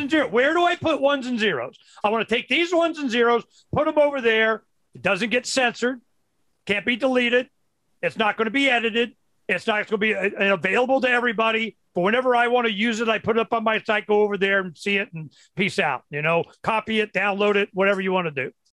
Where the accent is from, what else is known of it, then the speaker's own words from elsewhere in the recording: Florida, United States; when I was brought up in Florida, you know, in the uh, 60s